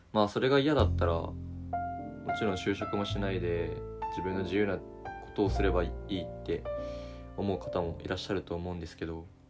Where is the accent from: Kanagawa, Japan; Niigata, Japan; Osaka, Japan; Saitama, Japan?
Niigata, Japan; moved away as an adult; now in Tokyo, Japan; 地元は新潟県で、まあ、いわゆる大学を進学を機に上京してきた